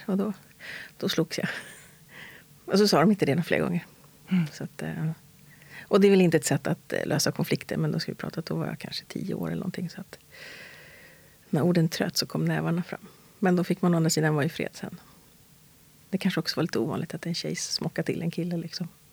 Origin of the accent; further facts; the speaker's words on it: Stockholm, Stockholm County, Sweden; Jag är född och uppvuxen här i Stockholm, i västra förorterna, i Hässelby, Tensta